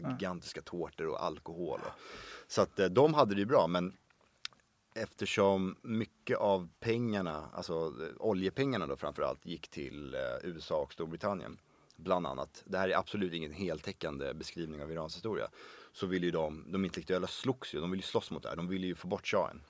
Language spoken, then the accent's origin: Swedish; Sweden; jag är ju som sagt född och uppvuxen i Sverige